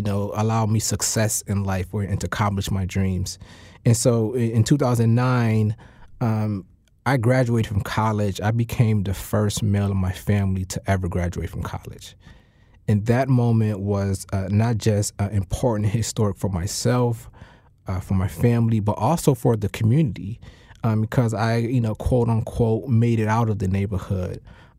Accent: Hartford, Connecticut, United States; Yeah, I'm from Hartford. I was born on Eddy Street in the North End in the Upper Albany neighborhood. And, you know, I grew up in a community riddled with poverty, riddled with violence.

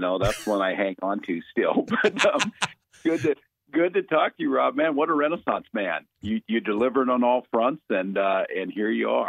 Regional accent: Minnesota, United States; I am a Minnesotan

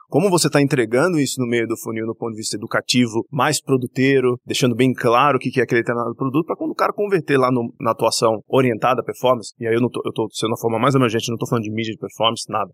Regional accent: Recife, Pernambuco, Brazil; moved away as an adult; now in São Paulo, Brazil; eu sou de Recife, né? Eu iniciei minha carreira publicitária em Recife

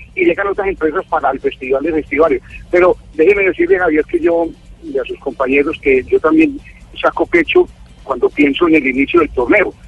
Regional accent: Cúcuta, Norte de Santander, Colombia; nosotros como colombianos, como cucuteños

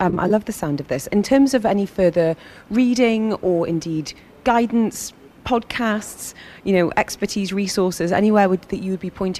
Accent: Northumberland, North East England, United Kingdom; now in United Arab Emirates; I grew up in, you know, a corner of rural Northumberland where everyone's parents were pretty much from about 3 miles away. And then, you know, I come to Dubai

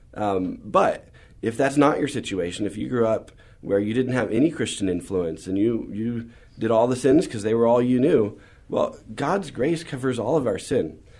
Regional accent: San Antonio, Texas, United States; also born or lived in San Marcos, Texas; we moved to San Antonio when I was about seven and lived here all through high school

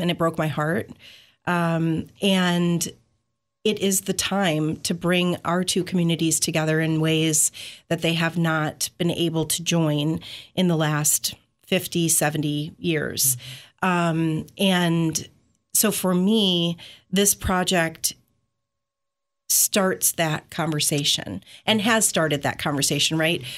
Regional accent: St. Joseph, Michigan, United States; also born or lived in Grand Rapids; Saint Joseph is my hometown.

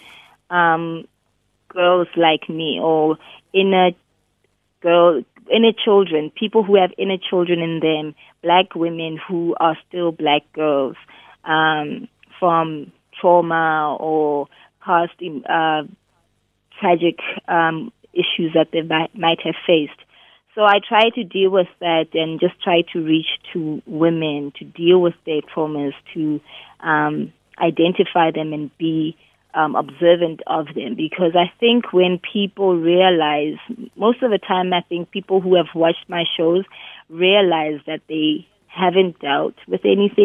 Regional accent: Bloemfontein, Free State, South Africa; moved away as an adult; also born or lived in Cape Town; I'm originally from Bloom. I'm a Bloom girl

